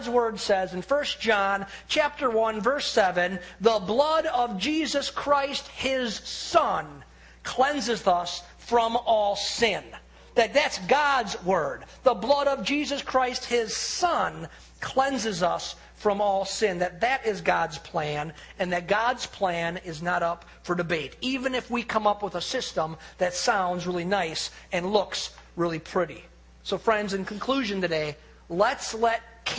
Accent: United States; as an American

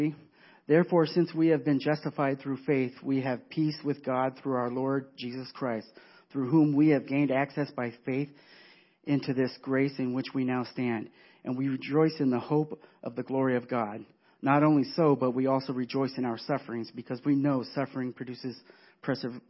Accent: California, United States; moved away as an adult; now in Wisconsin, United States; I was born and raised in California.

